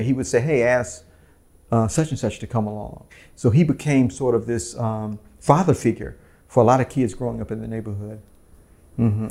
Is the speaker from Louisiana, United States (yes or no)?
no; Oakland, California, United States; also born or lived in Vallejo, California; I grew up in West Oakland